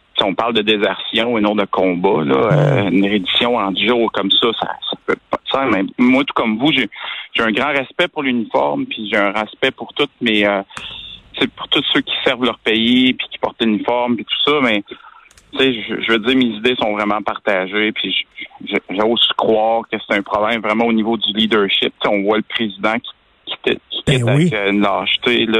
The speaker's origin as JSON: {"language": "French", "region": "Quebec", "country": "Canada"}